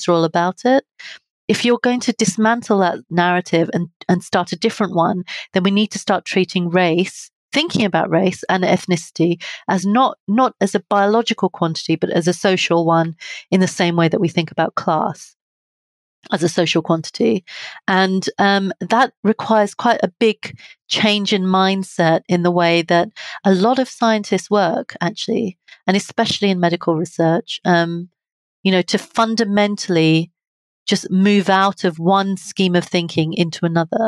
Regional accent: United Kingdom

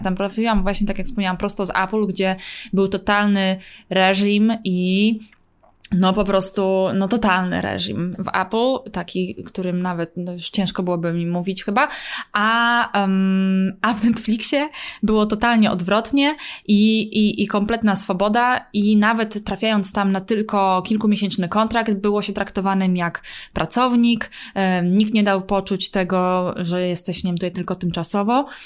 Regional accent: Poland; now in United States; jestem z Polski

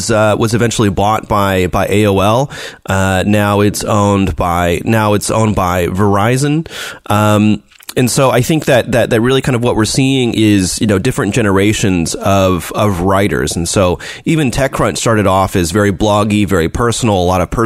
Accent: United States; now in China; I'm an American

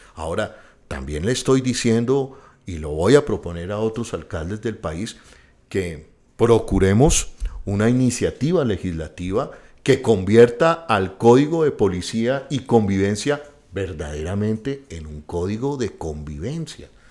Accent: Bogotá, Colombia; nosotros mismos como bogotanos

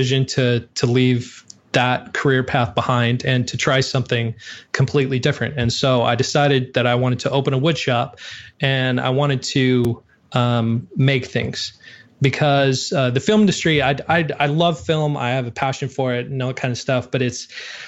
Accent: Montana, United States; I grew up in Montana

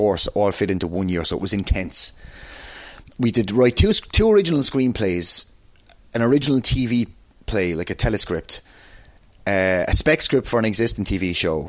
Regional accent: Waterford, Munster, Ireland; accent: Waterford; moved away as an adult; also born or lived in New York City, United States; I'm so proud of being a Waterford man. And anyone who knows me will know that. If you see me in the wrestling, I wear a blue and white sparkly jacket to represent that. I'll always be so... My accent is still Waterford.

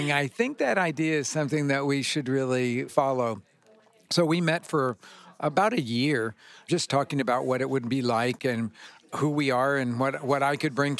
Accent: Oklahoma City, Oklahoma, United States; I grew up in Oklahoma City

